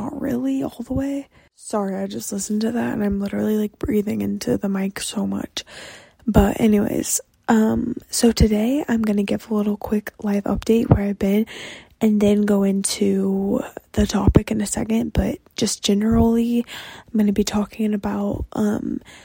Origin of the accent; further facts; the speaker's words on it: Texas, United States; I'm Texan